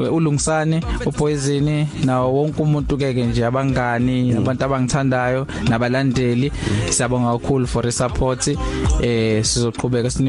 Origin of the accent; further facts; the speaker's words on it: KwaZulu-Natal, South Africa; la siqhamuka khona kwaZulu Natal emakhaya